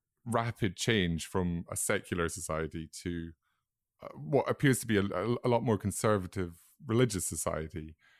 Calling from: London, United Kingdom; I'm speaking from London

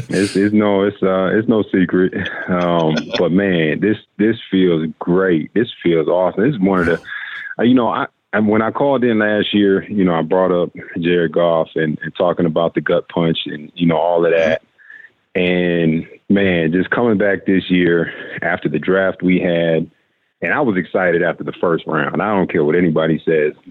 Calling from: Kenya; I'm calling in from Kenya.

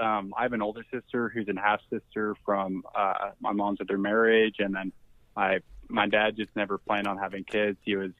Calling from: Texas, United States; Hey, this is a red state. We're in Texas, baby.

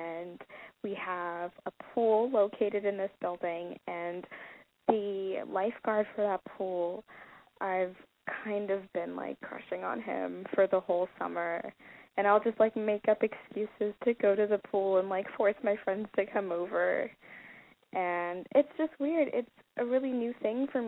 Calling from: Toronto, Ontario, Canada; I'm calling from Canada

